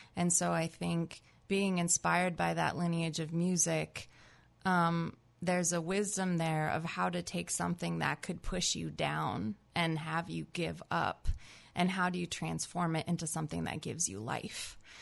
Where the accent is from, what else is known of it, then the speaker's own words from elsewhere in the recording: New Jersey, United States; moved away as an adult; also born or lived in California; now in Berkeley, United States; I grew up in New Jersey, actually